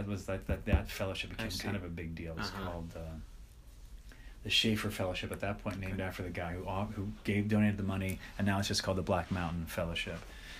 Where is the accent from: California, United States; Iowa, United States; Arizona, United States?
Iowa, United States; I had two friends that were there with me that were all in the PhD program together. We're all from Iowa.